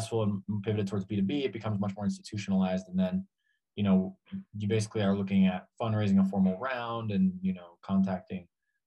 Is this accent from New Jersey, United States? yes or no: yes; Hudson County, New Jersey, United States; moved away as an adult; also born or lived in Argentina / Spain / Mexico City; now in Mexico; I grew up in Hudson County, New Jersey, was very, very Latino to begin with.